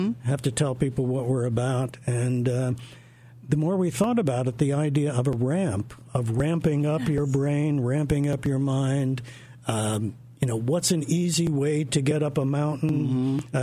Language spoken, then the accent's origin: English; East Coast, United States; moved away as an adult; now in Los Angeles, United States; I'm actually from the East Coast originally, but I moved out to Los Angeles just Last 6 years.